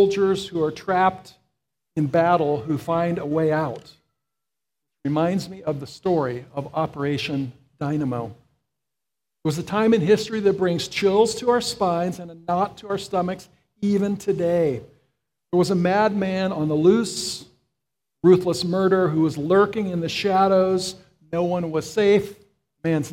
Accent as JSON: {"language": "English", "region": "Florida", "country": "United States", "tie": "born or raised there", "said": "I grew up in Florida, and I was on the Gulf side."}